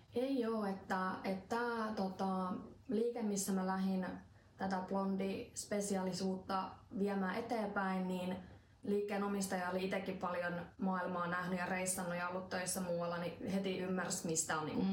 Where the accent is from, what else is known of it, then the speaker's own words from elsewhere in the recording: Finland; tuolla Suomessa meidän kulttuuriin